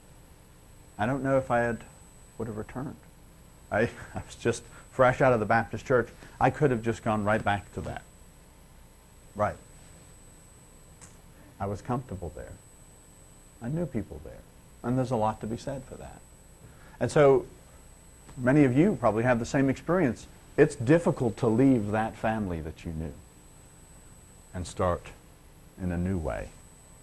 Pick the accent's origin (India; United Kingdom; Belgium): United Kingdom; Liverpool, North West England; I'm from Liverpool